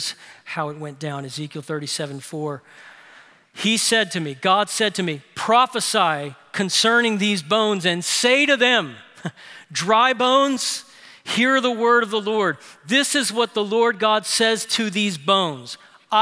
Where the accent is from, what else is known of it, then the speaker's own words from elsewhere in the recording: New Orleans, Louisiana, United States; My older sister Lori did one of the most thoughtful things that an older sister could do for her younger teenage brothers growing up in New Orleans